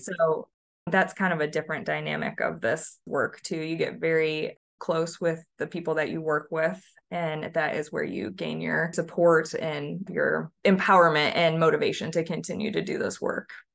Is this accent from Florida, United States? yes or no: no; Michigan, United States; moved away as an adult; also born or lived in Tennessee; now in Nashville, United States; I'm originally from Michigan